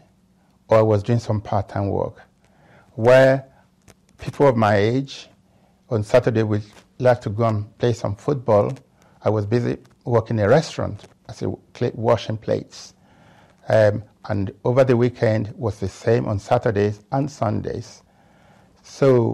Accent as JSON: {"language": "English", "region": "Lagos", "country": "Nigeria", "tie": "born or raised there", "moved": "as an adult", "lives_now": "United Kingdom", "said": "I came to this country from Africa"}